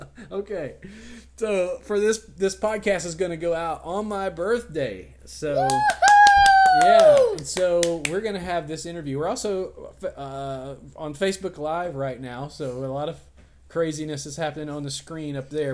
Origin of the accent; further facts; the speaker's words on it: West Monroe, Louisiana, United States; I grew up in West Monroe